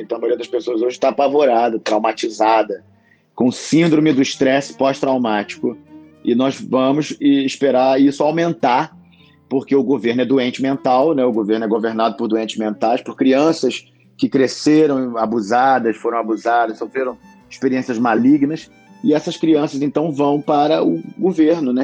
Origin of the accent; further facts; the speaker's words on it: Rio de Janeiro, Brazil; sou médico, ator, carioca, aqui no Rio de Janeiro